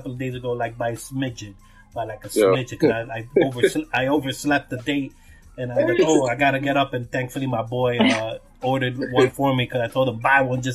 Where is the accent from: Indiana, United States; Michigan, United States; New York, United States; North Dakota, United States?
New York, United States; New York City; I'm from New York, I'm from Brooklyn